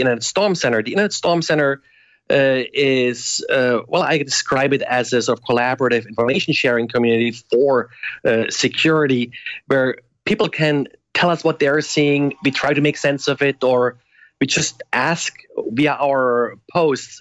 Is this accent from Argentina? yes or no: no; Germany; moved away as an adult; now in United States; I grew up originally in Germany and I came to the US as a graduate student